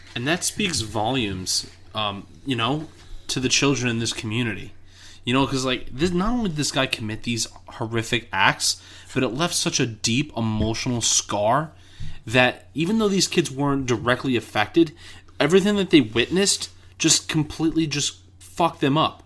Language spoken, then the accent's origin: English; New York City, New York, United States; I grew up in Queens